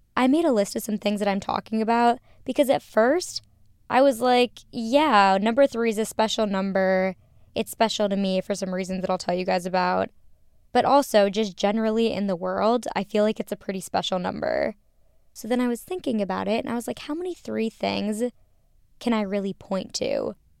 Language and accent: English; Minnesota, United States; growing up in Minnesota